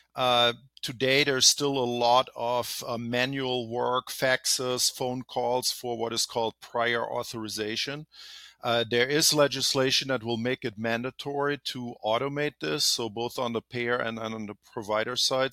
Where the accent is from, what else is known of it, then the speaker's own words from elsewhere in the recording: Germany; moved away as an adult; now in California, United States; I'm originally from Germany, live here in California for over twenty years.